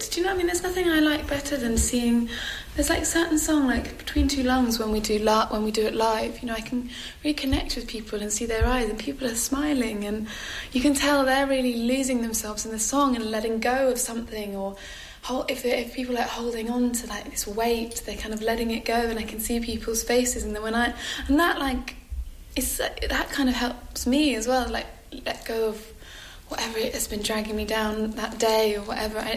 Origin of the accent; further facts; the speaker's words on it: England, United Kingdom; I'm English and I'm slightly bashful and reserved